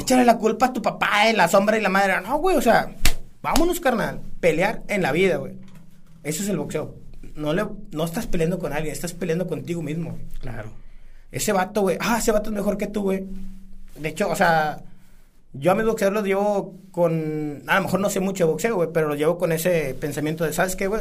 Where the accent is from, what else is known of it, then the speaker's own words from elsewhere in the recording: San Buenaventura, Coahuila, Mexico; soy sanguinense